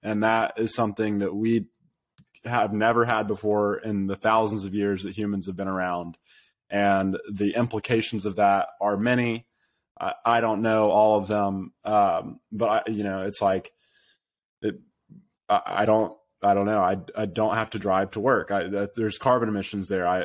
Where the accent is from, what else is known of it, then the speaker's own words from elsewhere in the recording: United States; I'm American